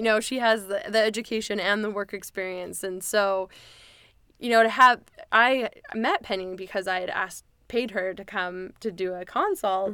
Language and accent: English; White Rock, British Columbia, Canada; also born or lived in Florida, United States / Victoria, BC; I lived in White Rock, South Surrey since I moved there when I was seven